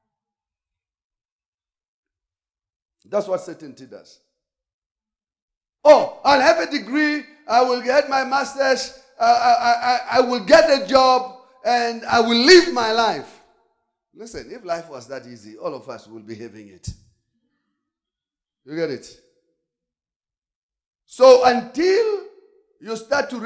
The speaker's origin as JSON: {"language": "English", "country": "South Africa", "said": "I'm South African"}